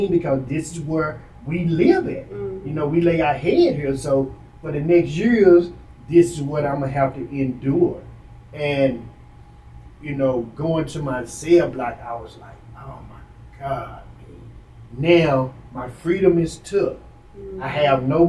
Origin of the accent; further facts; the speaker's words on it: Dallas, Texas, United States; I'm from Oak Cliff.